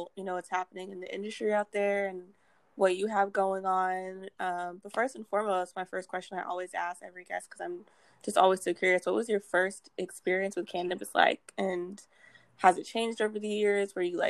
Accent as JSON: {"language": "English", "town": "Houston", "region": "Texas", "country": "United States", "tie": "born or raised there", "also_born_or_lived": "Massachusetts", "said": "we went to Texas. So I am from Texas now."}